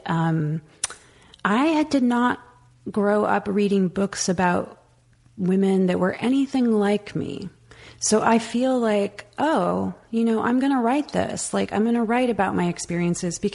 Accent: the Valley, California, United States; I was this Mexican American kid growing up in the Valley

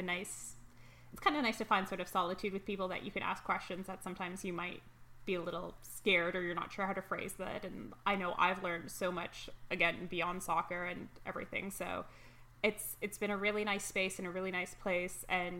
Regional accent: Toronto, Ontario, Canada; I was born and raised in Toronto.

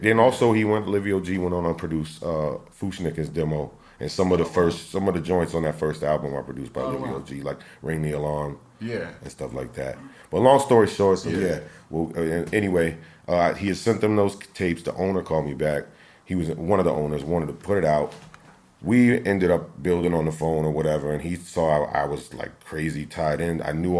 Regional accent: Tampa, Florida, United States; yep, I was born and raised in Tampa. And then, when I was about...

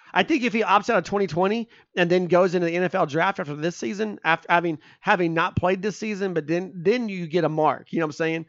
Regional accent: Spencer, Oklahoma, United States; I grew up in Spencer, Oklahoma

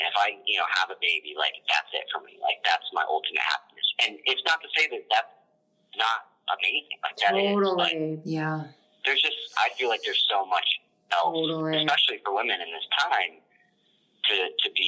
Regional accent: the South, United States; I'm from the South, a gentleman from the South

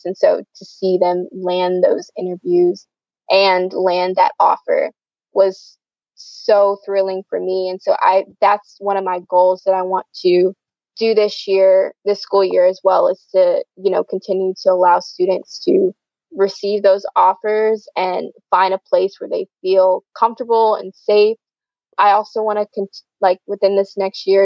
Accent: south of Atlanta, Georgia, United States; I grew up about, I'd say, I always say I'm from Atlanta, Georgia, because a lot of people, when you say somewhere else, they're like, what, where are you from? So I'm about 30 minutes on the south side out from the city of Atlanta

